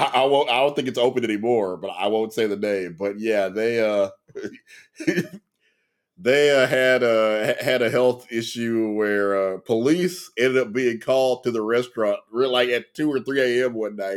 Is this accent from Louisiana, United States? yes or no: yes; Louisiana, United States